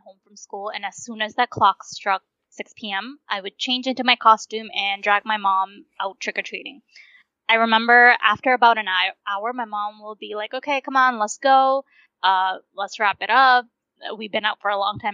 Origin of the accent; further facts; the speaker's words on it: United States; also born or lived in India; I came to America when I was five years old, and growing up, my parents never had the money